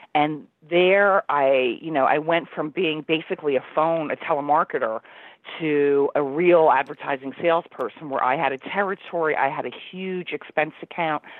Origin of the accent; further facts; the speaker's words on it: Union, New Jersey, United States; now in New York City, United States; I grew up in Union, New Jersey, which is about 15 minutes from New York City